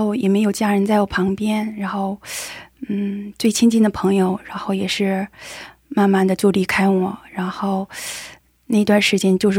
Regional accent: Weihai, Shandong, China; moved away as an adult; now in South Korea; 然后我之前来韩国留学，现在毕业了，在韩国工作

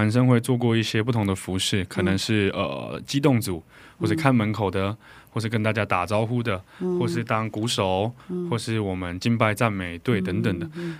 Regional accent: Taiwan; 好，大家好，

